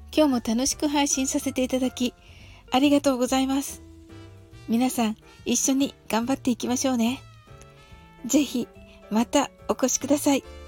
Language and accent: Japanese; Japan; 私たち日本人